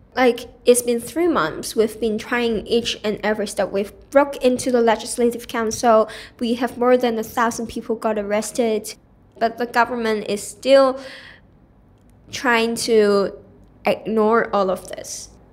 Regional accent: Hong Kong; I am born and raised in Hong Kong

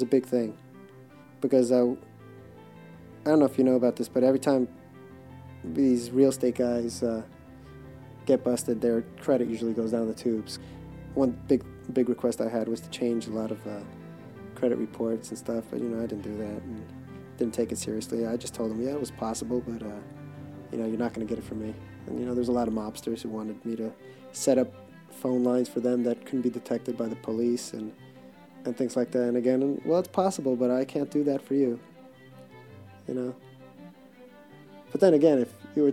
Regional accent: New York, United States; I was from New York

